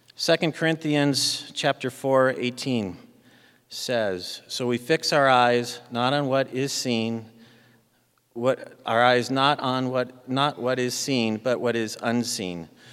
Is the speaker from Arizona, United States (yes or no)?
yes; Arizona, United States; moved away; I grew up in Arizona